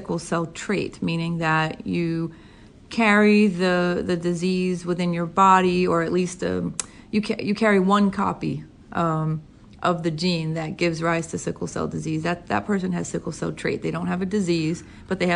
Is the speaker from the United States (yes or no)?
yes; Boston, Massachusetts, United States; moved away as an adult; also born or lived in Princeton / New York City; now in Connecticut, United States; I grew up in Boston